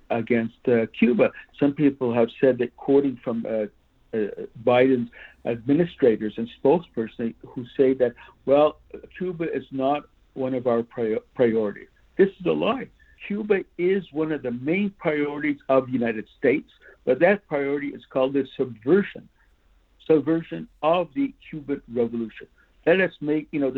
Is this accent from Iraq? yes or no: no; Canada; So we in Canada